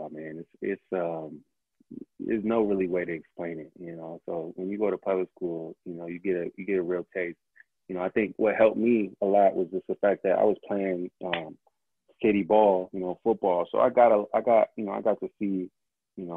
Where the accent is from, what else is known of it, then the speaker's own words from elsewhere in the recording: Moreno Valley, California, United States; Valley is where I grew up. So it's about maybe an hour east down the 60 freeway